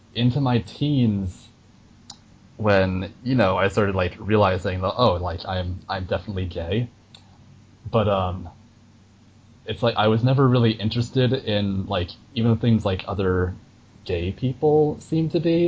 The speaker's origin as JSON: {"language": "English", "region": "New York", "country": "United States", "tie": "born or raised there", "said": "I grew up in New York"}